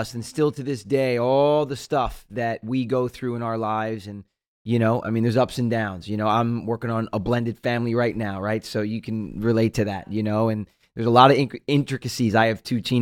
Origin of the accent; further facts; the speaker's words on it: Jersey Shore, New Jersey, United States; we grew up on the Jersey Shore. We get houses every year on the water.